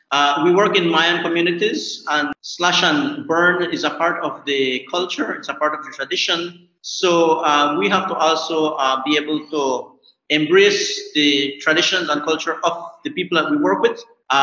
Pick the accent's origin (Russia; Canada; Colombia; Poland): Colombia; San Pedro; I am from San Pedro, Colombia. I am a farmer.